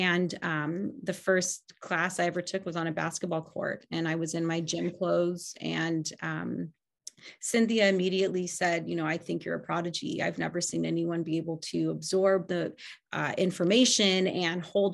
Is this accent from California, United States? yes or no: yes; Los Angeles, California, United States; also born or lived in Kansas City, Missouri; I was born in Kansas City, Missouri, and moved to the Los Angeles area when I was 2 years old.